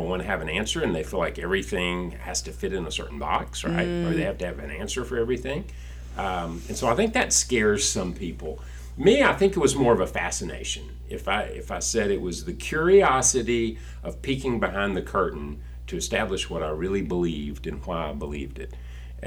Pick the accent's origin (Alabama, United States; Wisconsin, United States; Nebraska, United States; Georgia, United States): Alabama, United States; moved away as an adult; also born or lived in Houston, Texas / Frisco, Texas / Fort Worth, Texas; now in Texas, United States; my roots growing up in Alabama